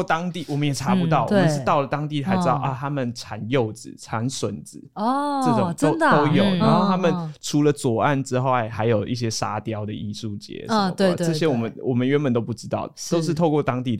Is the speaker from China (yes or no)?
no; Hualien County, Taiwan; 花花莲在地的什么呃，我是花莲人啊，对对对对